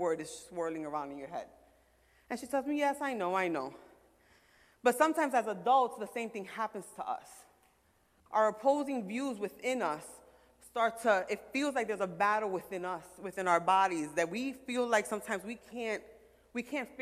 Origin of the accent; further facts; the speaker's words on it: New York City, New York, United States; I'm from Brooklyn